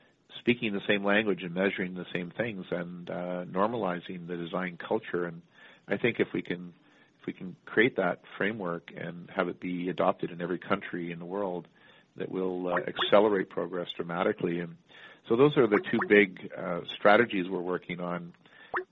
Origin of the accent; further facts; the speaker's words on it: Canada; growing up in Canada